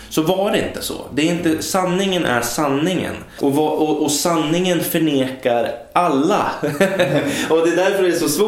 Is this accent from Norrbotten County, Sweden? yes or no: no; Hållnäs, Uppsala County, Sweden; moved away; ja men där kommer jag ifrån. Ja. Så kan man säga. Men, men då är eh, vi lite... Hållnäs kan man säga. Hållnäs. Jag brukar säga Hållnäs.